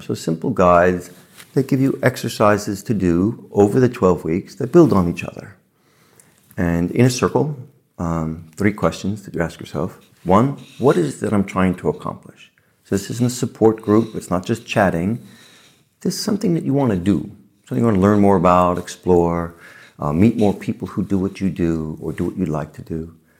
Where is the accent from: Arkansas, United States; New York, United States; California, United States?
New York, United States; New York City; I grew up in the Bronx, with, you know, lower middle class parents